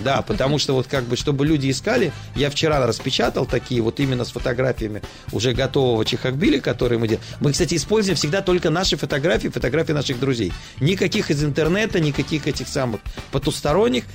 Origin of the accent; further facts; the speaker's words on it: Saint Petersburg, Russia; now in Petah Tikva, Israel; я москаль, я питерский